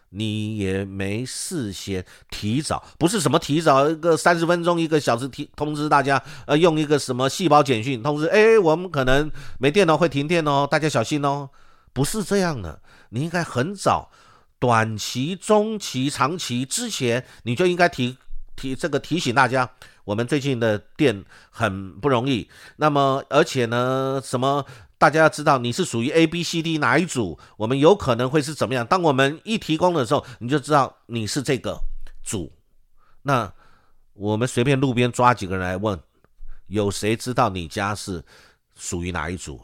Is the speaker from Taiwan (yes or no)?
yes; Taiwan